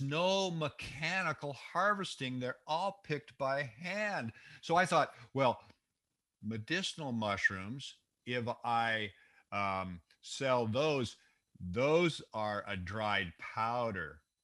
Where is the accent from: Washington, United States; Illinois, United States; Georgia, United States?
Washington, United States; Seattle; I was born and raised in the Seattle, Washington area